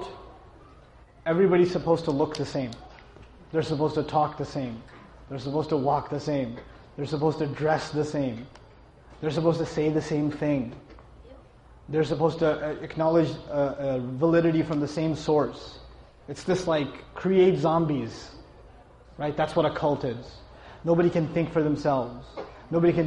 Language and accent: English; New York, United States; I come from New York